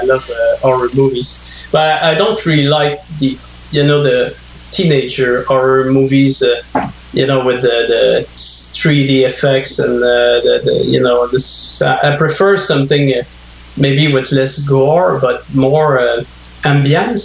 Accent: north of Montreal, Quebec, Canada; English is a second language; now in Montreal, Canada; I'm in Montreal right now, but I grew up north of Montreal, and in the 80s when there was like no English speaking where I grew up

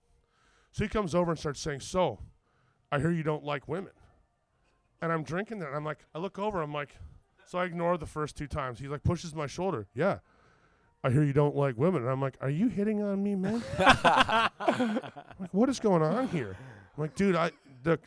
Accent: Toronto, Ontario, Canada; I grew up in the East End, and on Kingston Road, I spent many of my teenage days wandering back and forth

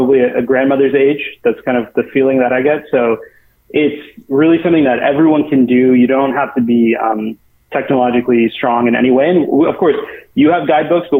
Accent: United States; growing up in the United States

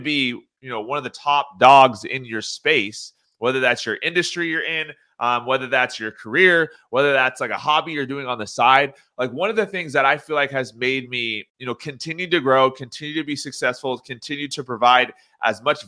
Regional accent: Orange County, California, United States; I am from Orange County, California

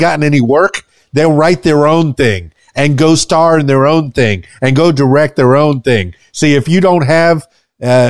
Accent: Miami, Florida, United States; now in Conway, United States; I'm from Miami, but I'm here in Little Rock or in Conway, Arkansas

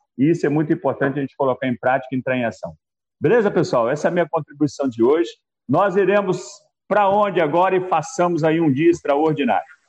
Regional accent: Belo Horizonte, Minas Gerais, Brazil; tenho 63 anos, sou de BH, Minas Gerais

